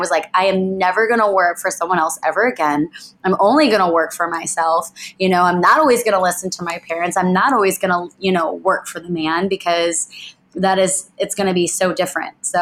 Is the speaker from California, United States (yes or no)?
no; Chicago, Illinois, United States; We are Lauren and Ryan, and we are from Chicago, Illinois.